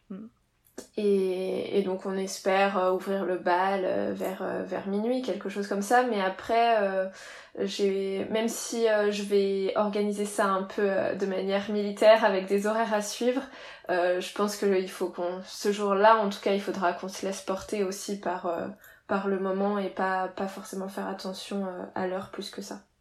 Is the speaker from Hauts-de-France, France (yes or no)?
no; Reims, Grand Est, France; now in Marseille, France; je viens de, de Reims